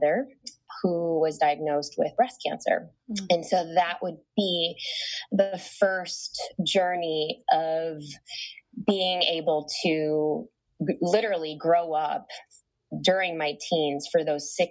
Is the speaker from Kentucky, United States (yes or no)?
no; Chicago, Illinois, United States; I was born and raised in Chicago, and to immigrant parents